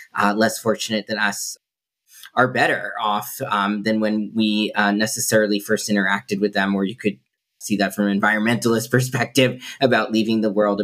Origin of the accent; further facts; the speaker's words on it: Massachusetts, United States; also born or lived in Intibucá, Honduras; very fortunate to come from the state of Massachusetts, have supportive parents and community